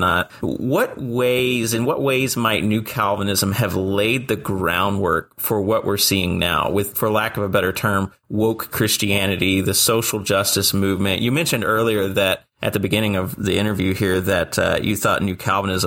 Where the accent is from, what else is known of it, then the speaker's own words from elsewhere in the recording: near Liberty University, Virginia, United States; I grew up with as a young believer growing up near Liberty University